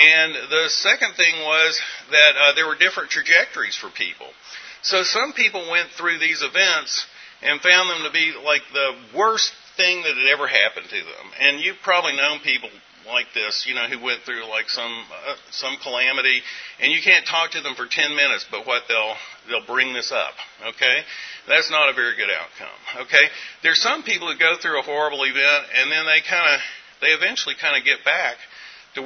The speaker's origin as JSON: {"language": "English", "region": "Western North Carolina", "country": "United States", "moved": "yes", "said": "I'm from Western North Carolina"}